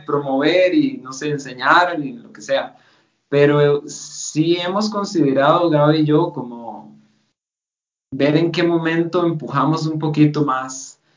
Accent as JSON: {"language": "Spanish", "country": "Costa Rica", "also_born_or_lived": "Germany", "accent": "Costa Rican", "first_language": "Spanish", "moved": "as an adult", "said": "yo soy costarricense y, tengo un acento particular de Costa"}